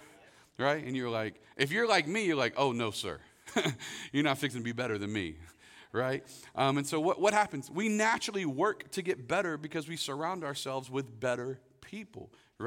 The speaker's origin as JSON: {"language": "English", "town": "Winter Haven", "region": "Florida", "country": "United States", "tie": "born or raised there", "said": "I grew up in Winter Haven, Florida."}